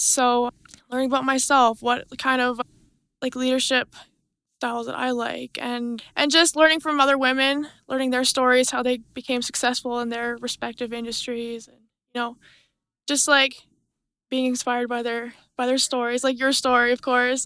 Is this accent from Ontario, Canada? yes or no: no; Millicent, Alberta, Canada; I'm from Millicent, Alberta, so that's twenty minutes northeast of Brooks